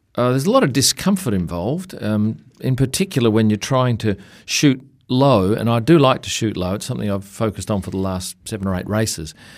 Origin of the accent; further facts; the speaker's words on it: Australia; we come from Australia, we, we see spiders and snakes in our house